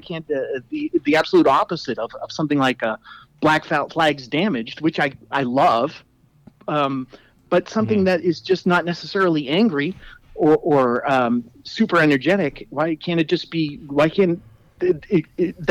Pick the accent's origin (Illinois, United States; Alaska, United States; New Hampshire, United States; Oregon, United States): New Hampshire, United States; Hudson; also born or lived in Danvers, Massachusetts; now in Nashua, United States; I moved up to New Hampshire from Danvers, Massachusetts in the late 80s and went to high school in Hudson, New Hampshire